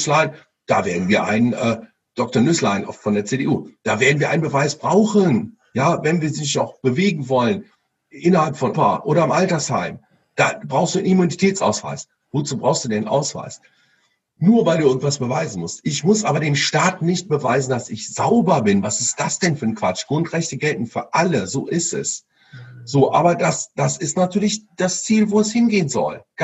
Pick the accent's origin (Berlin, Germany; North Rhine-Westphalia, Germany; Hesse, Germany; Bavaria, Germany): North Rhine-Westphalia, Germany; Cologne; Ja, weil wir, wir kommen ja aus Köln